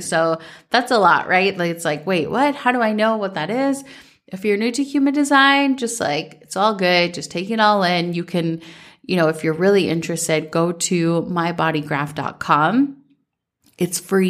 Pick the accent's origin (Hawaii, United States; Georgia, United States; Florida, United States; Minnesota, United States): Minnesota, United States; growing up in Minnesota